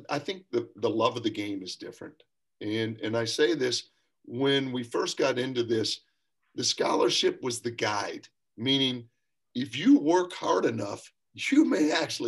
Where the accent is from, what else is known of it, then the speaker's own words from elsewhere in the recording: Lexington, Kentucky, United States; moved away; I'm from Kentucky. You know, I'm born and raised in Lexington.